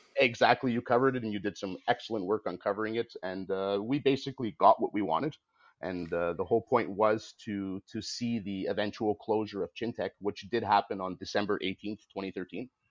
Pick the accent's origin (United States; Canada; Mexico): Canada; I consider myself Canadian. I'm a very proud Canadian. I'm proud of my nation.